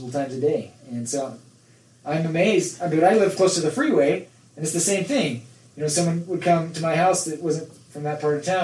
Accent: Nephi, Utah, United States; I live closer to a train track now than I did when I grew up in Nephi

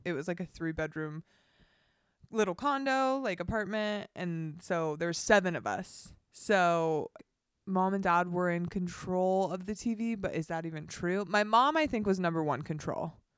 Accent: Dana Point, California, United States; I grew up in Dana Point, California, beach town

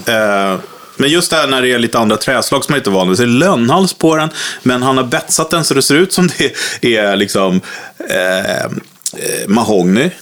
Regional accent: Vaxholm, Stockholm County, Sweden; jag är uppvuxen i Vaxholm då för länge sedan

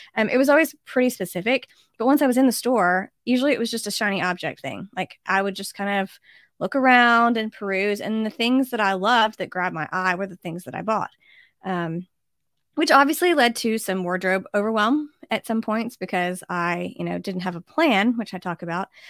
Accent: United States; as an American

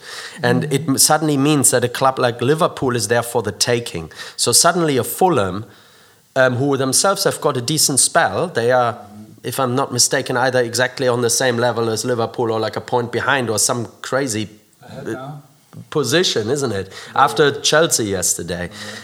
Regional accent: near Dortmund, North Rhine-Westphalia, Germany; now in United Kingdom; I grew up near Dortmund in Germany.

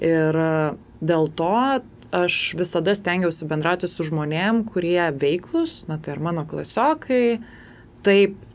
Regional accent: Lithuania; esu lietuvė, bet kaip sakau, tos lietuvybės manyje yra labai nedaug. Kodėl? Nes e, mano tėvai yra baigę abu rusų mokyklas, tėtis turi lietuvišką pavardę

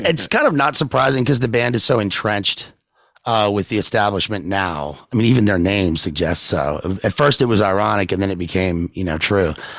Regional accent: Richmond, Virginia, United States; I'm from Richmond

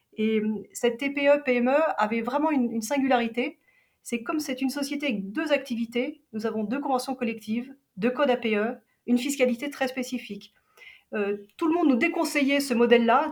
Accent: Geneva, Switzerland; j'ai grandi à Genève

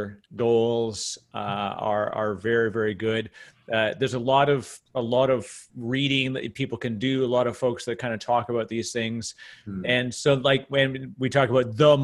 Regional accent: Canada; accent: Canadian; he's also a fellow Canadian, I get to use my Canadian accent

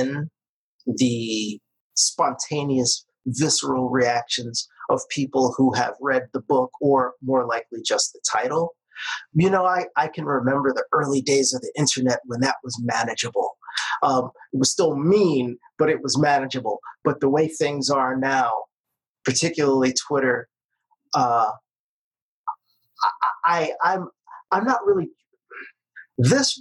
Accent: New York City, New York, United States; I spent half of my childhood in the kind of diversity that doesn't even exist anymore, you know, in New York City. If you go back to the neighborhood I grew up

